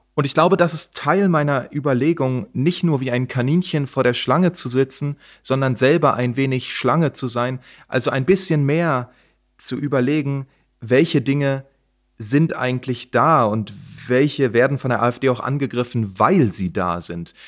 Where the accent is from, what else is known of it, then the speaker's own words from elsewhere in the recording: East Germany, Germany; ich komme aus der DDR